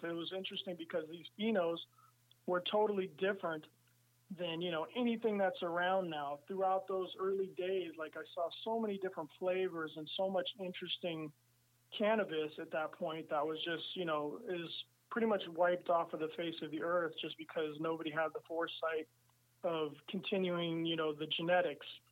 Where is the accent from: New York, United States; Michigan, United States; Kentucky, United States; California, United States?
California, United States; San Francisco; moved away as an adult; also born or lived in Amsterdam; I grew up in San Francisco, and my whole community and all my whole life was there.